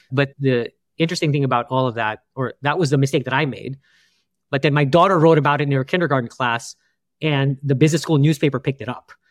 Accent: New York, United States; And I was like, no, we're from New York, and you know, and we don't care about the pipes out there.

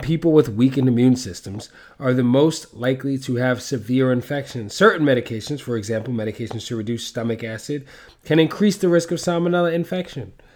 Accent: New York City, New York, United States; I'm from the Bronx and that's how my mom said it

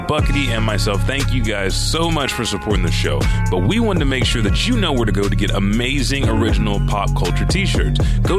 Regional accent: Japan; because I'm from Japan myself. I've seen it.

